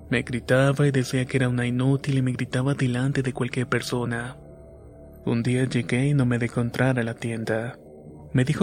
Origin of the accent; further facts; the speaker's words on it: Argentina; soy de Argentina.